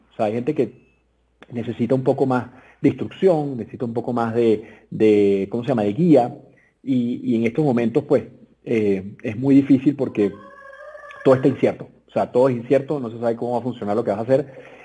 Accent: Venezuela; moved away as an adult; now in Mexico; yo soy venezolano como tú, nos conocimos en Venezuela hace muchos años, porque obviamente estudiamos en el mismo colegio

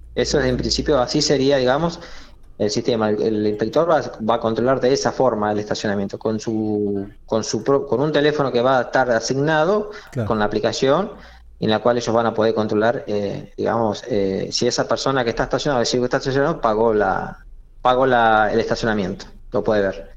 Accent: Monte Nievas, La Pampa, Argentina; also born or lived in Eduardo Castex; Yo soy de Montenievas y bueno, en Montenievas los que hicimos la secundaria fuimos fuimos a Castex

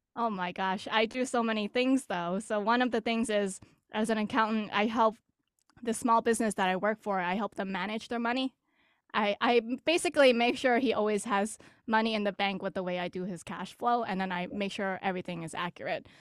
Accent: Greater Boston, Massachusetts, United States

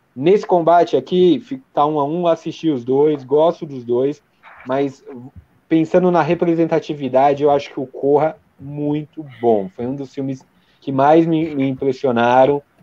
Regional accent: Brazil; como nós somos brasileiros

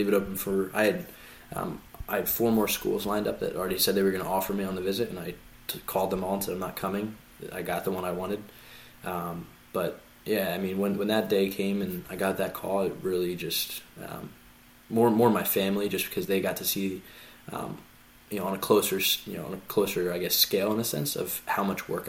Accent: Philadelphia, Pennsylvania, United States; I grew up all in Philly

